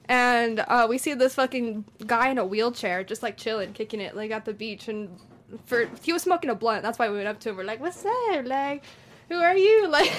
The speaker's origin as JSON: {"language": "English", "town": "Pueblo", "region": "Colorado", "country": "United States", "said": "we're from Pueblo. They're like, Pueblo? Where is that? We're like, oh, it's Colorado. Like, it's kind of ghetto."}